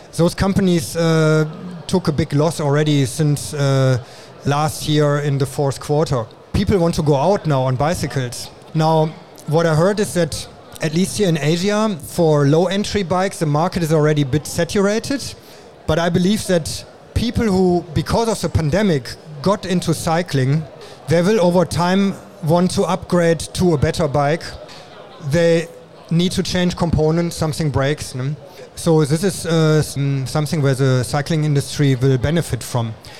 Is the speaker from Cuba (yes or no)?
no; Germany; moved away as an adult; now in Taiwan; I'm originally from Germany and I'm in Taiwan already since 20 years